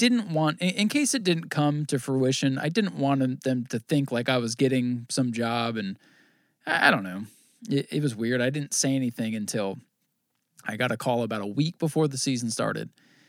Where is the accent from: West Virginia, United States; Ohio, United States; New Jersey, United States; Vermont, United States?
Vermont, United States; I grew up in Vermont, watched Thunder Road, watched, you know, Plattsburgh, all this stuff.